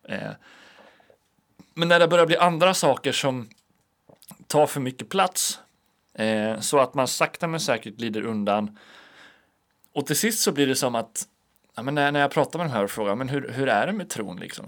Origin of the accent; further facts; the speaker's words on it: Alunda, Uppsala County, Sweden; now in Linköping, Sweden; hemma i Alunda där jag kommer ifrån